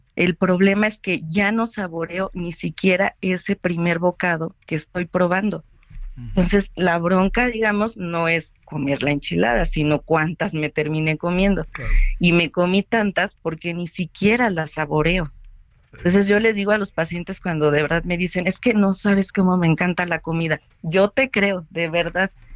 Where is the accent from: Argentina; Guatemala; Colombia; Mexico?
Mexico; nosotros como mexicanos